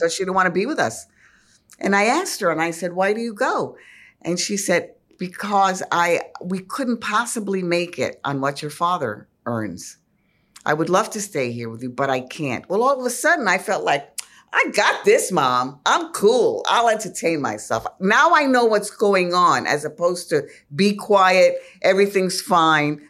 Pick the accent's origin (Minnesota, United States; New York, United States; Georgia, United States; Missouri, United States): New York, United States; New York City; Though I'm a New Yorker, I was really a small town kid, the town being El Bronx